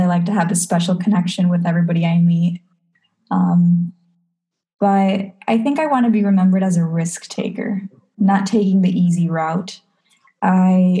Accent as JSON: {"language": "English", "country": "Peru", "tie": "born or raised there", "said": "Growing up in Peru"}